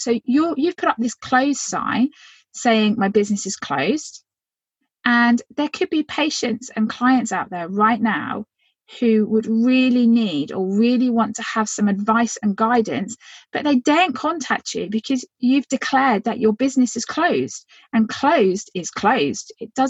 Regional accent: Phoenix, Arizona, United States

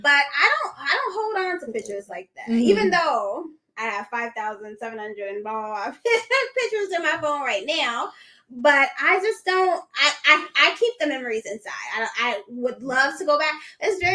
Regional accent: Chicago, Illinois, United States; I was born in Chicago

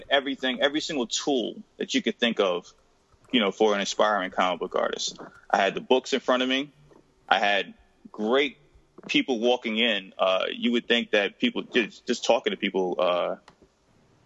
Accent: New York City, New York, United States; I'm from Jamaica, Queens, New York, originally

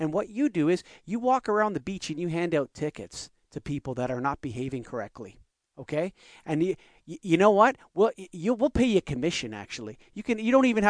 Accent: Canada; This is my passport. It says I'm Canadian

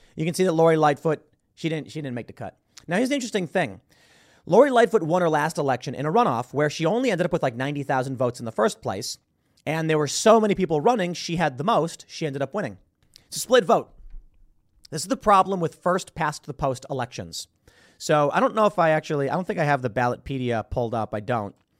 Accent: Chicago, Illinois, United States; moved away; I grew up in Chicago

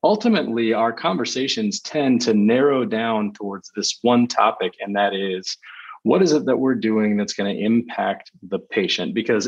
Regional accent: Texas, United States; born and raised in Texas. So it's like 40 degrees outside right now, and I'm really whiny about it.

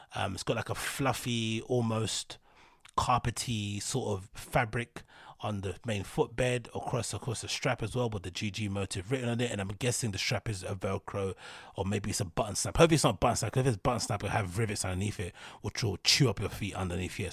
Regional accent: London, United Kingdom; I'm from London. And the part of East London that I'm from, Reeboks were synonymous with the National Front.

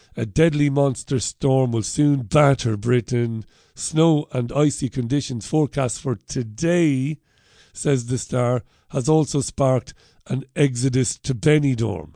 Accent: Ireland; now in United Kingdom; I'm an Irishman living in the U K

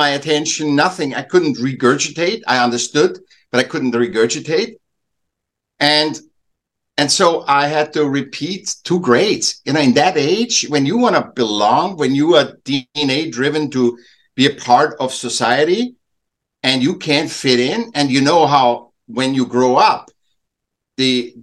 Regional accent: Vienna, Austria; I was born in Vienna, Austria, and I was a sick child. So my parents helped me back a year, and then I went in in a class

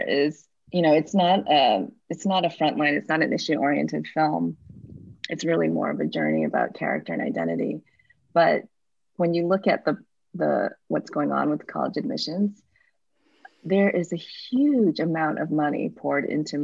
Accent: Midwest, United States; now in San Francisco, United States; I'm not from San Francisco. I actually grew up in the Midwest in a place very different from San Francisco.

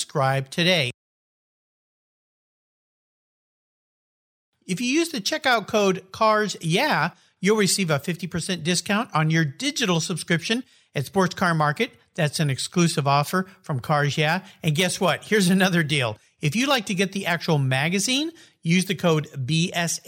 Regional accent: San Diego, California, United States; I grew up down in the San Diego area.

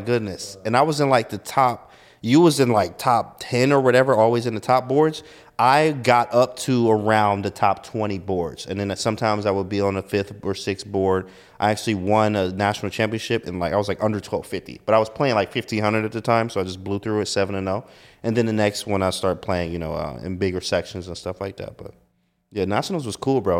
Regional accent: Detroit, Michigan, United States; moved away; I'm from Detroit, Michigan

